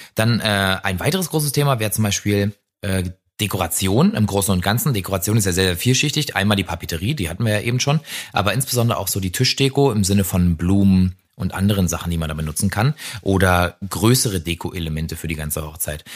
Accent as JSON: {"language": "German", "town": "Potsdam", "region": "Brandenburg", "country": "Germany", "tie": "born or raised there", "said": "aus meiner Heimatstadt Potsdam"}